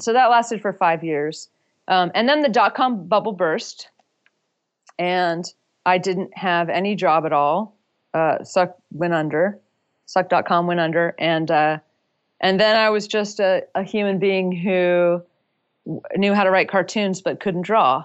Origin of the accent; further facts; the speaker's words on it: Durham, North Carolina, United States; moved away as an adult; also born or lived in San Francisco; I had moved from my hometown of Durham, North Carolina, across the country to San Francisco